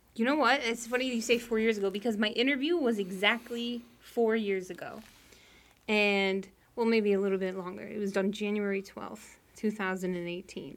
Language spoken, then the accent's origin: English; Reno, Nevada, United States; also born or lived in Colorado / Texas / Naples, Florida; now in South Florida, United States; I'm originally from Reno, Nevada